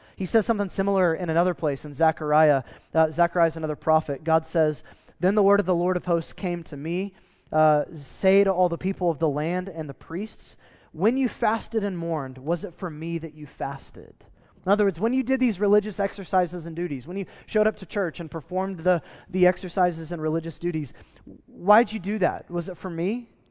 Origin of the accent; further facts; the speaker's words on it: United States; as an American